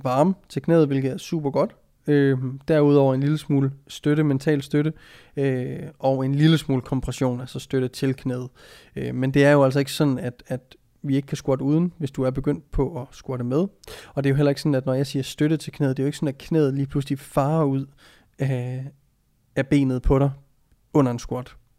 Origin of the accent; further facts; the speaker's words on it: Jutland, Denmark; moved away; also born or lived in Copenhagen; Vi er fra Jylland